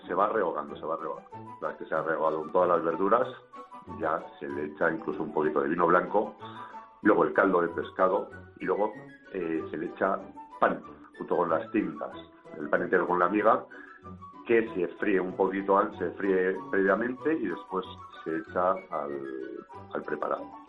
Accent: Bilbao, Basque Country, Spain; yo soy de Bilbao y y así los hacía mi, madre

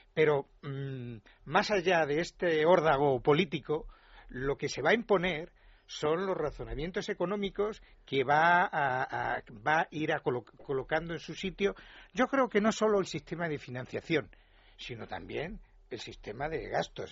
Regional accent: Extremadura, Spain; Yo soy extremeño

